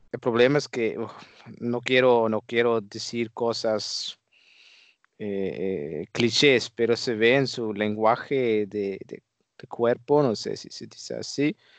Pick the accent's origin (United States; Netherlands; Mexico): Netherlands; yo como holandés